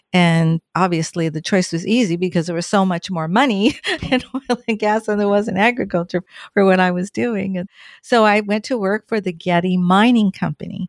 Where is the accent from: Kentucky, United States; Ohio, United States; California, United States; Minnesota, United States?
California, United States; Southern; moved away as an adult; also born or lived in Oceanside, California / Orange County, California; now in Washington, United States; I'm from Southern California, born and raised